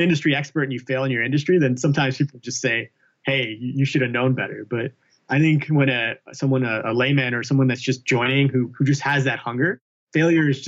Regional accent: Alabama, United States; I grew up in Alabama

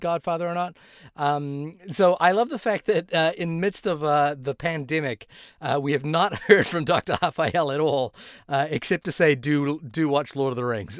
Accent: Fiji; moved away; also born or lived in New Zealand; I grew up in Fiji, and when I moved to New Zealand

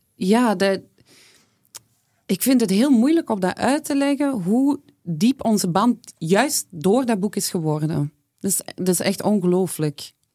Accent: Flanders, Belgium; kom ik uiteraard uit Vlaanderen.

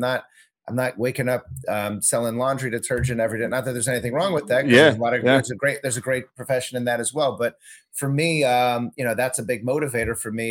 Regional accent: Southern California, United States; moved away as an adult; also born or lived in Chicago; I'm from SoCal originally. I'm a California kid, grew up in Southern California

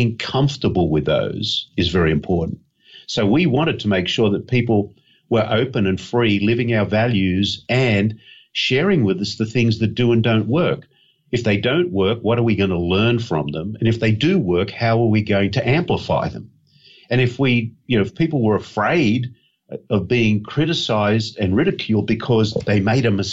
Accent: Australia; being an Aussie

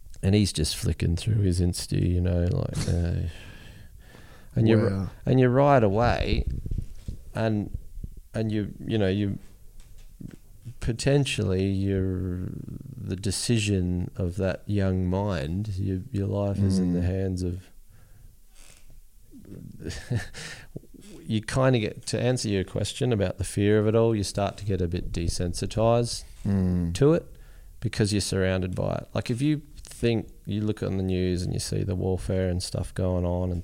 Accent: Australia; we're from Australia

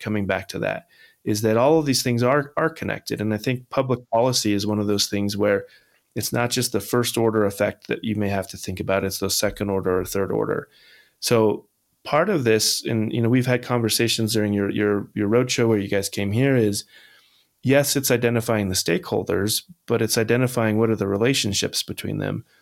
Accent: Holcomb, Kansas, United States; now in Massachusetts, United States; Holcomb, Kansas, the town I grew up

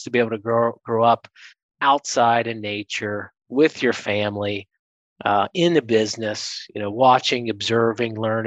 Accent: South Central Ohio, United States; moved away as an adult; I come from Southern Ohio, South Central Ohio, where my dad and uncle and family have had a couple generation corn, soybean, and wheat farm. And so agriculture is in our DNA. It's who we are. It's how we think. It's what we do. And so first 18 years of my life were really spent around the farm

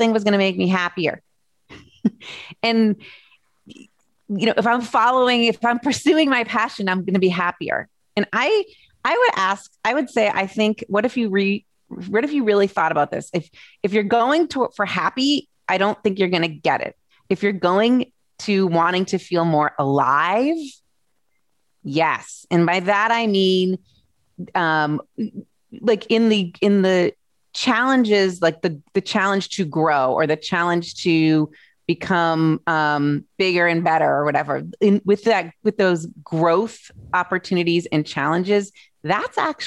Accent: Massachusetts, United States; now in Indiana, United States; I'm an East Coast girl originally. I grew up in Massachusetts, but we've lived here since 2000

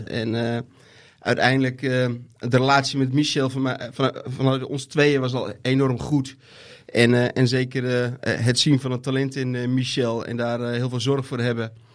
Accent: Netherlands; als Nederlanders

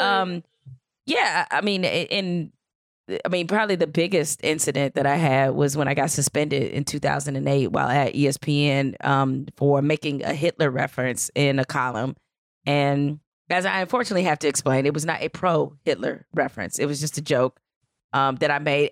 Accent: Detroit, Michigan, United States; I grew up in Detroit

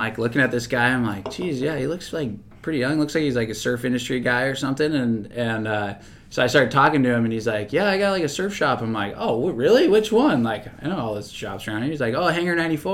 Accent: San Diego, California, United States; I grew up in Claremont

